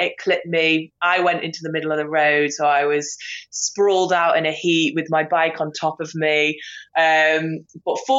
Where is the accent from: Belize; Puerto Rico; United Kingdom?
United Kingdom; I'm from Britain